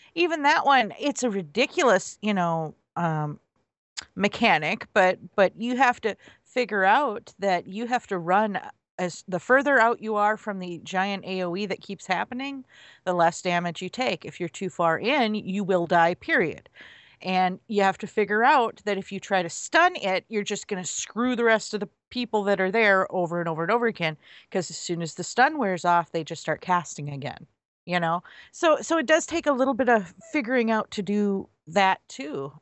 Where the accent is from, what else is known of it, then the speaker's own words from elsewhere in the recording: United States; I'm an American